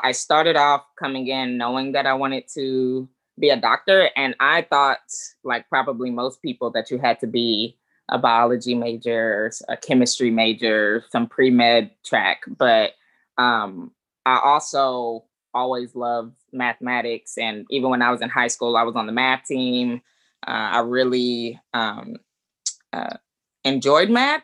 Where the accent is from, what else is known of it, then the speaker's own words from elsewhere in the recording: Atlanta, Georgia, United States; moved away as an adult; now in Chicago area, United States; I'm originally from Atlanta